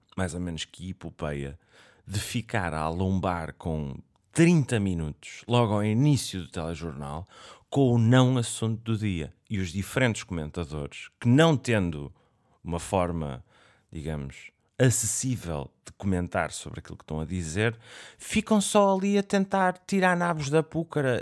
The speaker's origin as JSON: {"language": "Portuguese", "country": "Portugal", "said": "como português gosto de ver o telejornal. É aquela coisa que faz-me sentir mesmo tuga"}